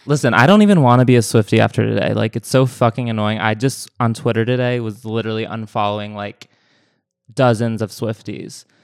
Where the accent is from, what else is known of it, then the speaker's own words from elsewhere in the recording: New England, United States; now in Los Angeles, United States; my hometown is in New England